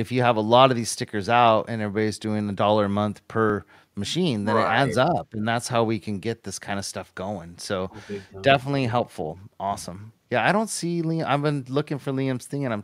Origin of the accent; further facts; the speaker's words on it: near San Francisco, California, United States; moved away; I grew up near San Francisco, so I was always a 49ers fan